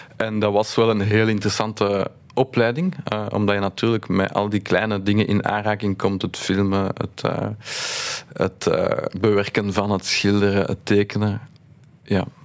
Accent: Brussels, Brussels-Capital Region, Belgium; wij zijn opgegroeid in Laken

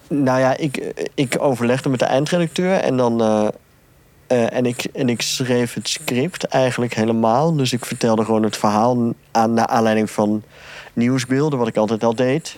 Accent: Ypres, Flanders, Belgium; ik kom uit Ieper

